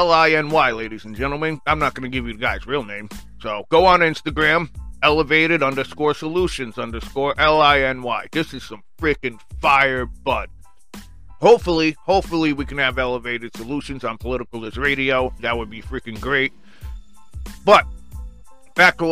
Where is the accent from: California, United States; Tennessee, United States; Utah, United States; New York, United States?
New York, United States; Long Island; from Long Island, New York. My hometown